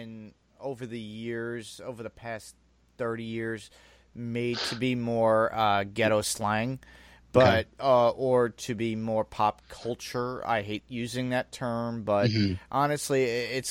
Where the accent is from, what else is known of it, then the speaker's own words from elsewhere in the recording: New York City, New York, United States; I grew up in Staten Island, I was in the middle of the island